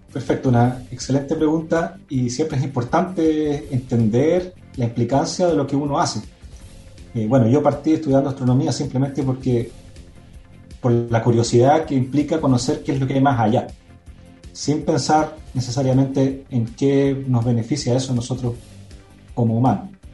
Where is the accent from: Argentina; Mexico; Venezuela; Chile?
Chile; como astrónomo chileno